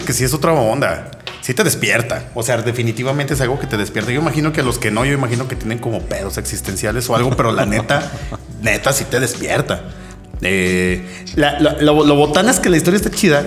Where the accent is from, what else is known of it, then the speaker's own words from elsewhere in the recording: Aguascalientes, Mexico; moved away as an adult; also born or lived in Mexico City; yo soy de aquí de Aguascalientes, toda la onda, toda mi vida aquí